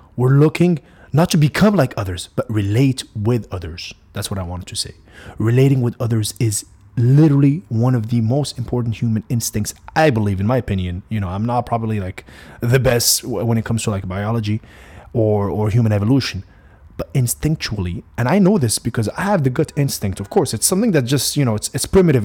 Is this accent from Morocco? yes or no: yes; Morocco; also born or lived in United States; I am Moroccan. I grew up in Morocco for a good fifteen, sixteen years of my life.